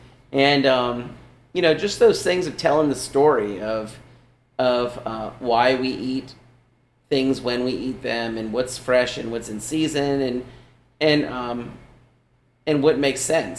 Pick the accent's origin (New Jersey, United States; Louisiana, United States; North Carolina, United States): Louisiana, United States; as Cajun people, we take the simplest things and we make something really good from it by treating it the right way.